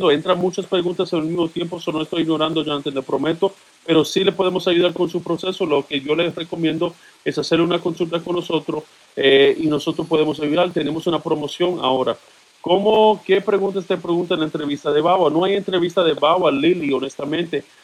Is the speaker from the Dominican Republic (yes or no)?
yes; Dominican Republic; now in United States; Entré por la frontera, soy dominicano.